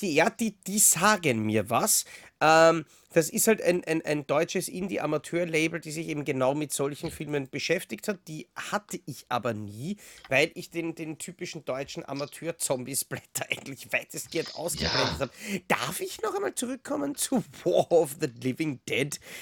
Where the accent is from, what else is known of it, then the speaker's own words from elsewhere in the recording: Austria; bei uns in Österreich